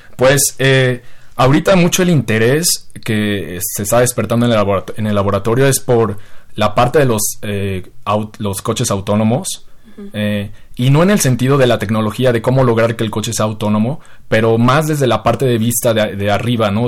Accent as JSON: {"language": "Spanish", "country": "Mexico", "said": "como mexicano"}